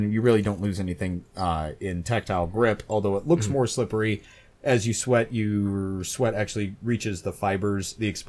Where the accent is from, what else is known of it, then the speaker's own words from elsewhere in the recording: Colorado, United States; I came from Colorado before moving to the world famous New Sheffield, and it is very cold and dry there during the winter